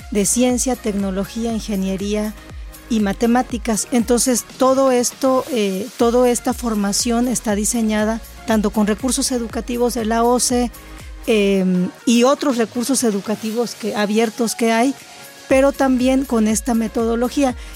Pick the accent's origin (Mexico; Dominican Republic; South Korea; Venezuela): Mexico; somos como mexicanos pioneros, no solo en Veracruz, sino también en otras entidades federativas.